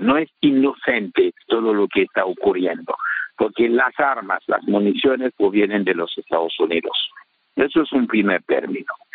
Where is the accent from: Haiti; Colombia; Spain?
Haiti